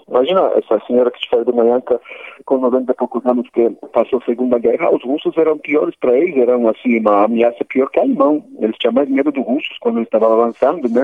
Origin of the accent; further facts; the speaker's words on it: Poland; first language Polish; Portuguese is a second language; moved away as an adult; also born or lived in Germany / United States; now in Brazil; nunca ninguém conseguiu, pelo meu sotaque, dizer que eu posso ser polonês